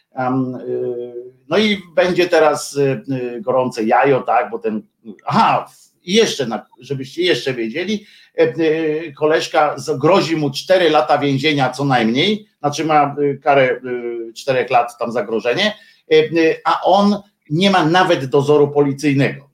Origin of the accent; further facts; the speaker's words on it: Gdynia, Pomeranian Voivodeship, Poland; moved away as an adult; also born or lived in Tychy; now in Warsaw, Poland; ja się urodziłem w Gdyni i mam do niej sentyment